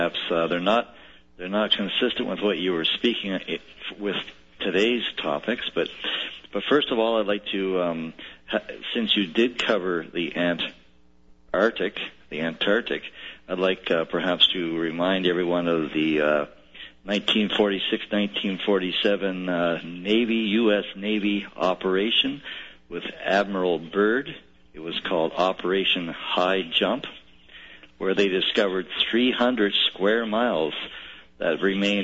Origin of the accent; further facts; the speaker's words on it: Canada; I'm a Canadian